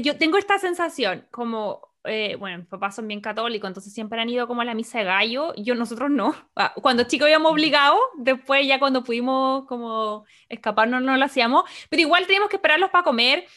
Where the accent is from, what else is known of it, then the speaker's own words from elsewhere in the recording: Santiago, Santiago Metropolitan Region, Chile; moved away; nací y criada en Santiago de Chile